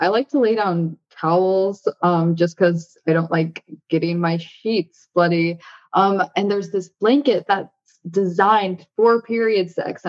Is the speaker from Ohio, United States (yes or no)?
no; Northern Indiana, United States; moved away; I come from Indiana.